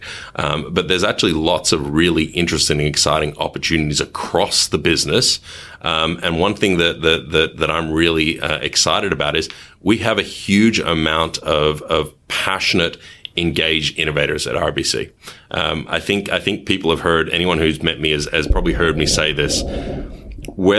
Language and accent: English; Melbourne, Victoria, Australia; accent: thick Australian; moved away as an adult; also born or lived in Kuala Lumpur, Malaysia / Africa / Asia / Europe; I have a relatively thick Australian accent, and I am Australian, but only by naturalization.